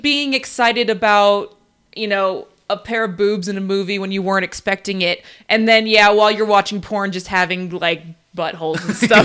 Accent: Florida, United States; moved away; the state that we're from, we don't live there anymore, but we're from Florida

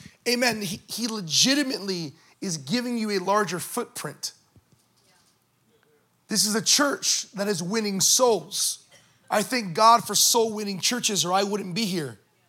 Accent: California, United States; That's not the California I grew up in.

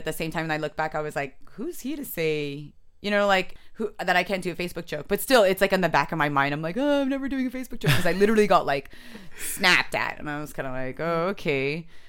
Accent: San Jose, California, United States; also born or lived in Japan; Raised in San Jose, but I was born in Japan. But I'm not Japanese.

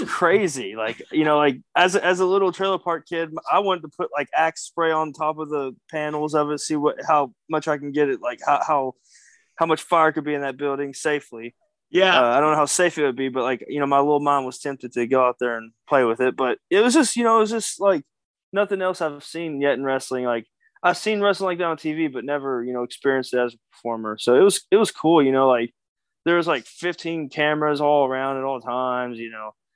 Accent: Kentucky, United States; I'm a Kentucky boy. I'm from the South

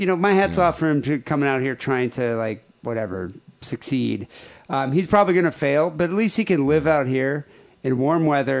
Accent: Michigan, United States; moved away; You really wonder why I left Michigan?

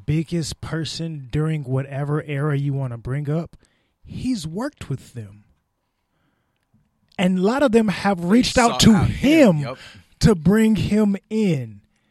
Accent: Vallejo, California, United States; I'm from Vallejo, California, and I came here and made some poppin' shit in your area.

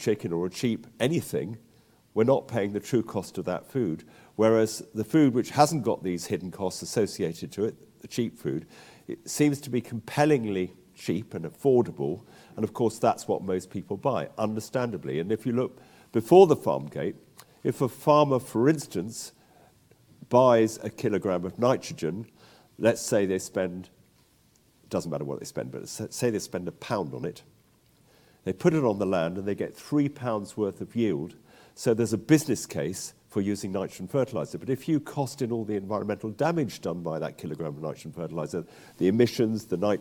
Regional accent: London, United Kingdom; moved away as an adult; also born or lived in West Wales; I'm a Londoner who got back to the land to West Wales in the 70s

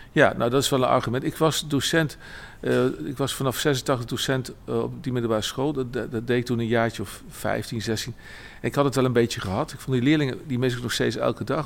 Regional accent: Arnhem, Gelderland, Netherlands; also born or lived in Nijmegen; Ik woon in Arnhem, ik ben ook geboren en getogen in Arnhem.

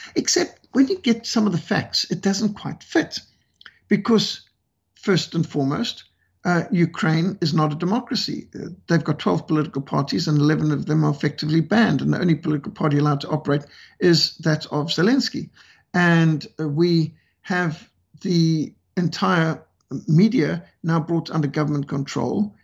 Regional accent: Zimbabwe; my home country of Rhodesia

